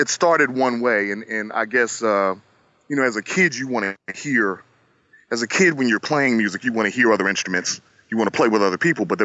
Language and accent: English; Philadelphia, Pennsylvania, United States; moved away as an adult; now in Los Angeles, United States; I grew up in Philadelphia